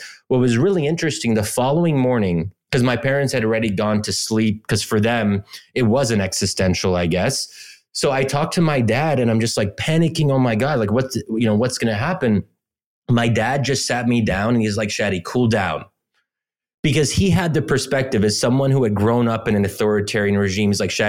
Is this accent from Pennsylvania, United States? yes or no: yes; Pennsylvania, United States; Like I'm born and raised in Pennsylvania, but originally Egyptian.